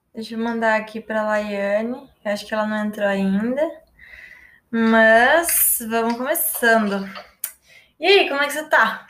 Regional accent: Paraná, Brazil; now in São Paulo, Brazil; sou paranaense. Atualmente eu moro em São Paulo.

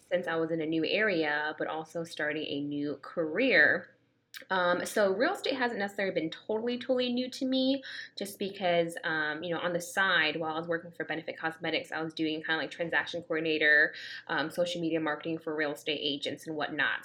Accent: Danbury, Connecticut, United States; moved away as an adult; now in Atlanta, United States; I am actually from Danbury, Connecticut, so Fairfield County. So I moved down to Georgia less than two

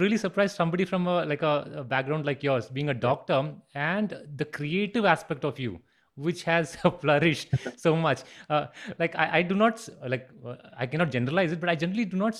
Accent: Bangalore, Karnataka, India; I'm originally from Bangalore.

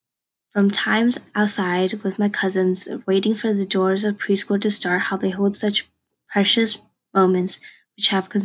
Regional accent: Los Angeles, California, United States; I am from sunny Los Angeles and my roots from China

